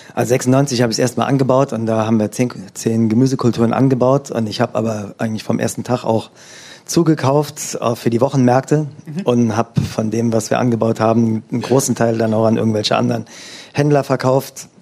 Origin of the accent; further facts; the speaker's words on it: Eifel, Rhineland-Palatinate, Germany; now in Oberissigheim, Germany; ich komme aus der Eifel